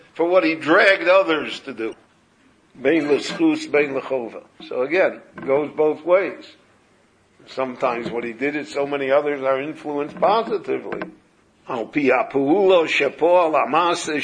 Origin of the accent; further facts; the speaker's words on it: Chicago, Illinois, United States; moved away; When I grew up in Chicago, we knew every Shomer Shabbos in Chicago